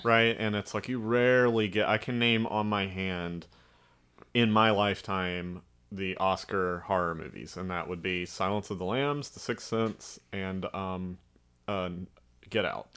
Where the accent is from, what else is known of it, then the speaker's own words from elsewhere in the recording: Alabama, United States; accent: Southern drawl; I'm from Alabama, they're like, "You don't sound like it."